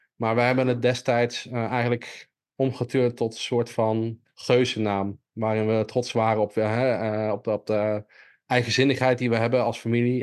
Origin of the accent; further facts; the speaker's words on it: Millingen aan de Rijn, Gelderland, Netherlands; moved away; ik kom oorspronkelijk uit Milling aan de Rijn